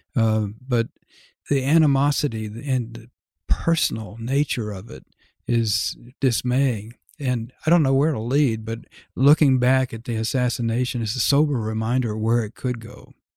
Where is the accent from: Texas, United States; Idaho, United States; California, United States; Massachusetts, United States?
Texas, United States; Dallas; moved away as an adult; to be from Dallas